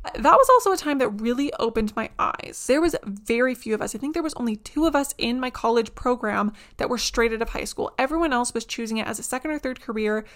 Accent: Canada; being Canadian is a little bit trickier

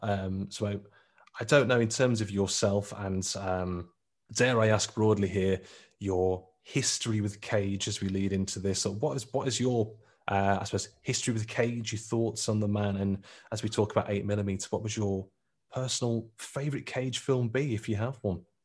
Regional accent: Lichfield, West Midlands, United Kingdom; where I grew up in Litchfield

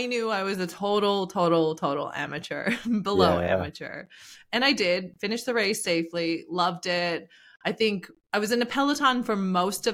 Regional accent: Eastern Canada, Canada; now in Dubai, United Arab Emirates; I'm from Eastern Canada, and I'm from an island.

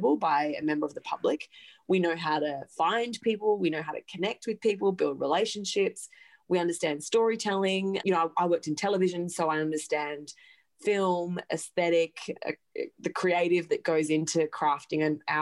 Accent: Gold Coast, Queensland, Australia; moved away as an adult; now in New York City, United States; I'm an Aussie. I grew up on the Gold Coast and on a farm west of the Goldie.

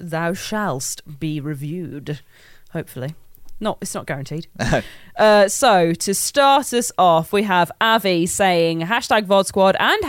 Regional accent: Midlands, United Kingdom; I think I was talking about being from the Midlands and that my accent sounded really thick.

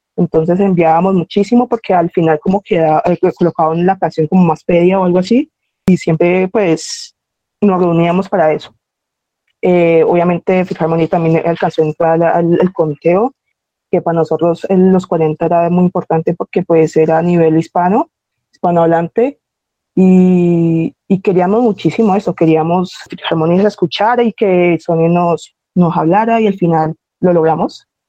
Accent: Cali, Valle del Cauca, Colombia; yo soy de Cali

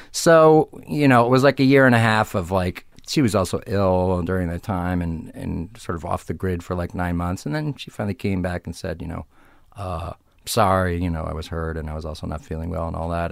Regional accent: Arlington Heights, Illinois, United States; moved away; suburbs of Chicago, Arlington Heights, Illinois

